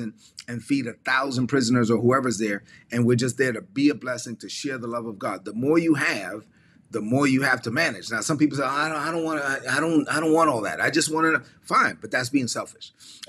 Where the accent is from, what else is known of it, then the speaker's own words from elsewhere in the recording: La Vega, Dominican Republic; moved away; a Catholic church in my hometown of La Vega, Dominican Republic